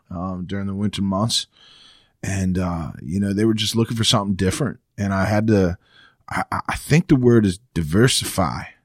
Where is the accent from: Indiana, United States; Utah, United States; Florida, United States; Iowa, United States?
Florida, United States; Jupiter; I grew up in Florida